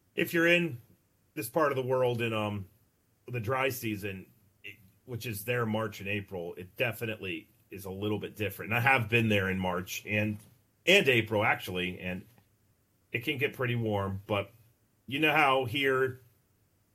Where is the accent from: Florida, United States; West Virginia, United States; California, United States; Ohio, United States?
West Virginia, United States; I grew up here in West Virginia, which is basically the Mid-Atlantic.